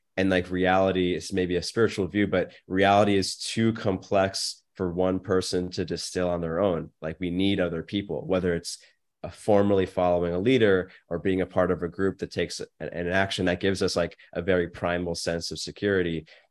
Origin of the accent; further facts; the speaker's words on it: United States; I'm very grateful I was born in America.